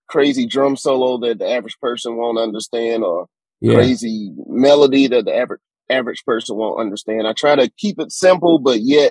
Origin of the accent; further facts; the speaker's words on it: Bessemer, Alabama, United States; also born or lived in Clovis, New Mexico; I grew up in Bessemer, Alabama, which is just outside of Birmingham.